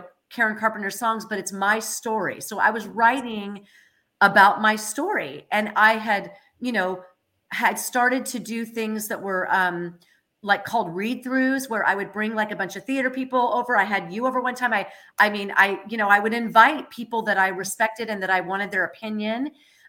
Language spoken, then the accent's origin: English; Moraga, California, United States; I grew up in Moraga.